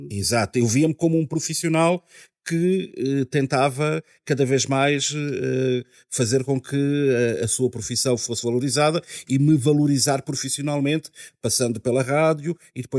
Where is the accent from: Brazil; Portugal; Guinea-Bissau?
Guinea-Bissau; Eu sou da Guiné-Bissau.